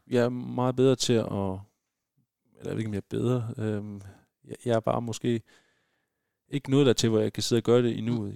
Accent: West Jutland, Denmark; nu kommer vi begge fra fra Vestjylland

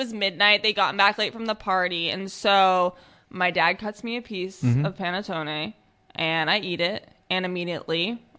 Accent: Minnesota, United States; No, I grew up in Minnesota, actually.

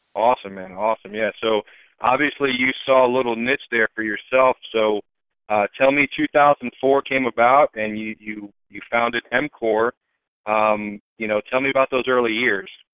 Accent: Tampa, Florida, United States; I was born and raised in Tampa.

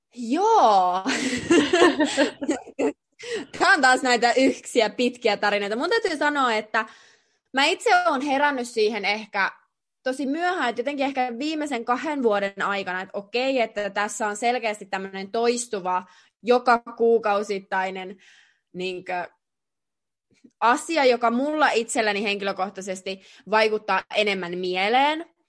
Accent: Jyväskylä, Central Finland, Finland; moved away as an adult; now in Russia; oltiin tosiaan Jyväskylässä mun kotikaupungissa

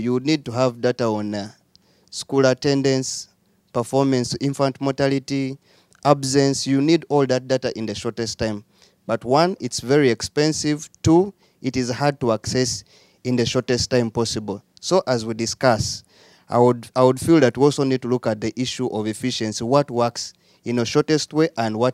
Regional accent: Uganda; I am from Uganda, and I work in the education sector

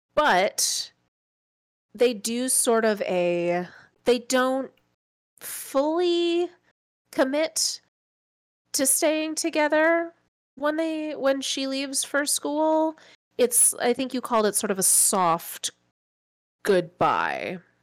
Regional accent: Midwest, United States; I, I grew up in the Midwest

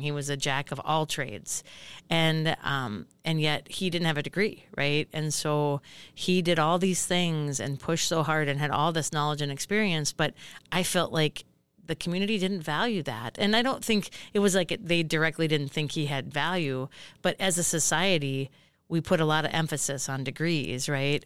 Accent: Hill City, Minnesota, United States; moved away as an adult; also born or lived in Grand Rapids, Minnesota; I grew up in Hill City, just about ninety ninety, eighty-five miles from here

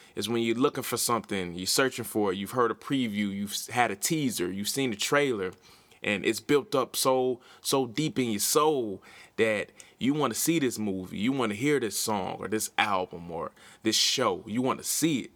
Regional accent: Milwaukee, Wisconsin, United States; I'm from Milwaukee, Wisconsin

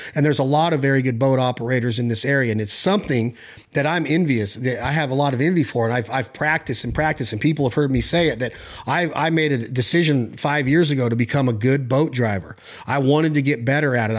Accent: Nevada, United States; out in Nevada

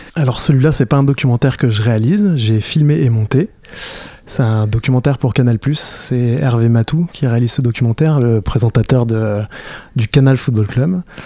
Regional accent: Fontainebleau, Île-de-France, France; je suis de Fontainebleau

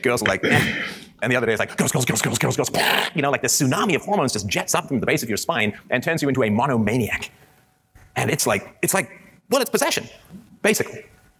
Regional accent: England, United Kingdom; I grew up in England in the 70s

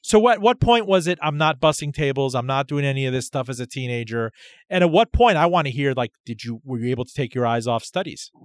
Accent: Miami, Florida, United States; I grew up in Miami.

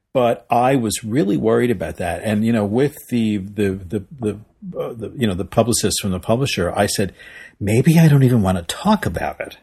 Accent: Long Island, New York, United States; moved away as an adult; now in Los Angeles, United States; I grew up in New York. I grew up actually on Long Island

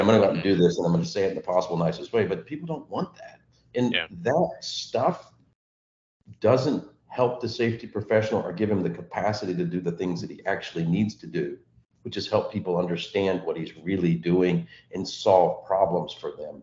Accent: Texas, United States; I grew up in Texas

